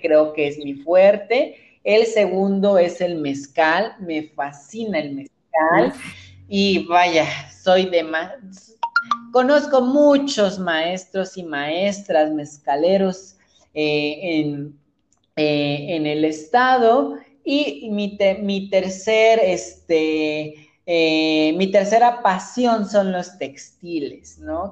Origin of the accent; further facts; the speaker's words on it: Santiago Juxtlahuaca, Oaxaca, Mexico; yo soy de la Mixteca, soy de un pueblo que se llama Santiago Juxlahuaca